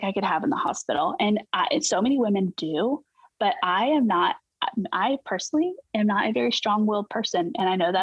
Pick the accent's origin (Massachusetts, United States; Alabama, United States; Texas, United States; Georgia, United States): Georgia, United States; We are currently stationed in Georgia, which is amazing because we're also from Georgia. So it's been pretty cool to be back home